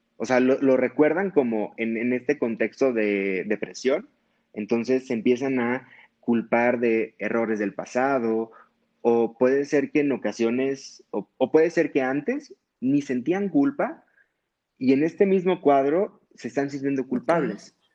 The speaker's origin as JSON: {"language": "Spanish", "town": "Hermosillo", "region": "Sonora", "country": "Mexico", "moved": "as an adult", "lives_now": "Mexico City, Mexico", "said": "yo soy de Hermosillo, Sonora. Allá estudié la carrera de medicina"}